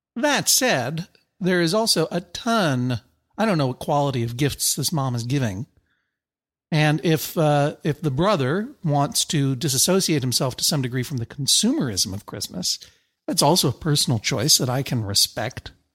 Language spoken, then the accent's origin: English; United States; I'm an American. I'm not, I'm not from Transylvania.